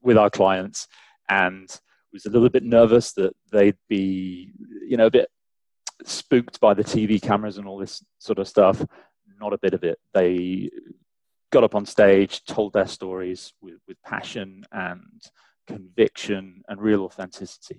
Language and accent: English; England, United Kingdom; accent: English; also born or lived in St. Catharines, Ontario, Canada / London; now in Canada; despite my weird English accent